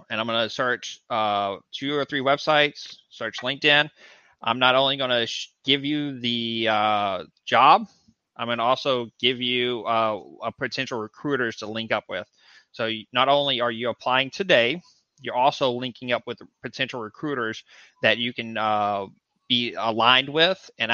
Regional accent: Texas, United States; moved away; I'm from Texas.

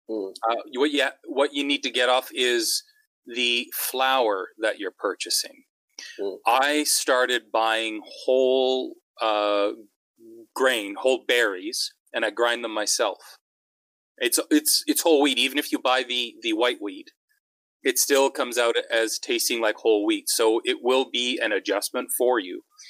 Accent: Canada; I'm a Canadian

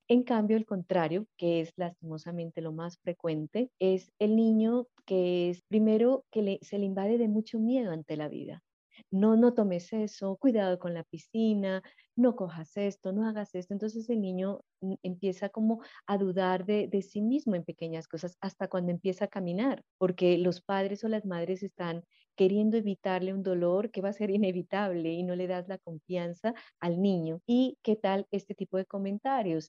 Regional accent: Colombia

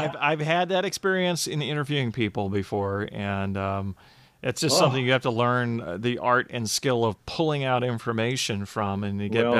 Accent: Phoenix, Arizona, United States; also born or lived in Georgia; now in Michigan, United States; I grew up in Phoenix

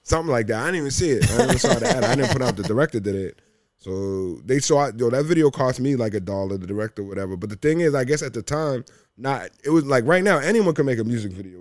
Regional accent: Cambridge, Massachusetts, United States; now in Los Angeles, United States; I'm from Cambridge, Massachusetts, which is, like, right outside Boston.

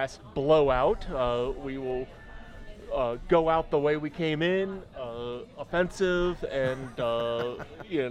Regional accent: Florida, United States; also born or lived in Dallas, Texas; I grew up in Florida, and every summer I would come back to Dallas to bus tables

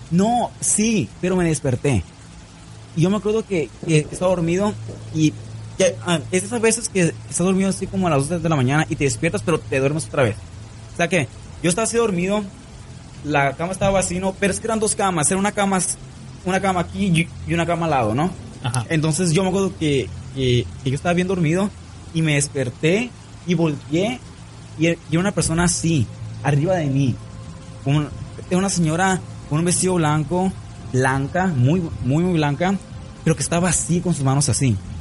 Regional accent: San Luis Río Colorado, Sonora, Mexico; also born or lived in Nogales, Sonora; yo no soy de Nogales, ¿eh? Pero ahí vivía. Yo nací en San Luis Río Colorado, Sonora. Pero yo vivía en Nogales.

